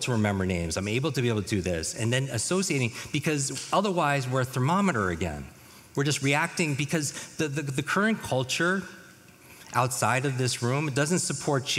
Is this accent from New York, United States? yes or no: yes; New York, United States; moved away; I grew up in the Northeast, in New York.